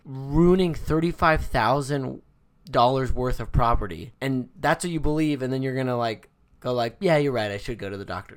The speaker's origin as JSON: {"language": "English", "region": "Arizona", "country": "United States", "said": "we're from Arizona."}